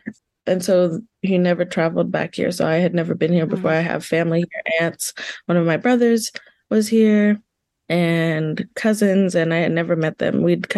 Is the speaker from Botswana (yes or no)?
yes; Botswana; moved away as an adult; also born or lived in Zimbabwe; now in Kansas, United States; I consider all three, Kansas, Zimbabwe, and Botswana, my home. But I grew up in Botswana. That's where, I spent my most formative years.